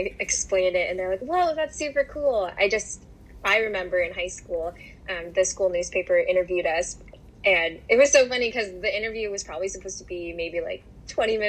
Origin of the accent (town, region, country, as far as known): Bettendorf, Iowa, United States; born or raised there; also born or lived in China / Kansas City